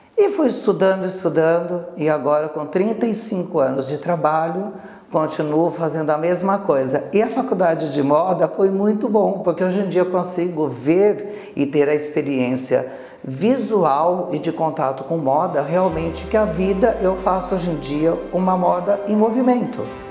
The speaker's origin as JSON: {"language": "Portuguese", "town": "Osvaldo Cruz", "region": "São Paulo", "country": "Brazil", "tie": "born or raised there", "moved": "yes", "said": "A minha história começou aqui realmente em Sol do Cruz, pois eu nasci aqui. E a minha criação foi de uma família muito simples, muito normal, comum de uma cidade do interior"}